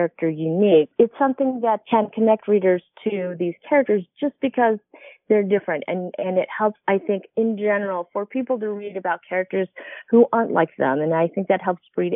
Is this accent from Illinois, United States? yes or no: no; Utah, United States; I grew up in Utah